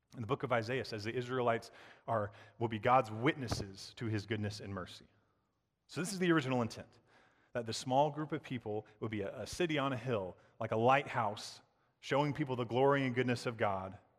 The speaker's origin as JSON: {"language": "English", "region": "the South", "country": "United States", "tie": "born or raised there", "said": "I grew up in the South, I love the South"}